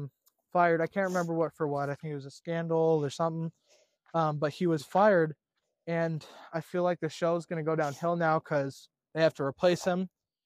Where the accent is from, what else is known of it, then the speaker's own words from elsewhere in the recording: United States; I'm American.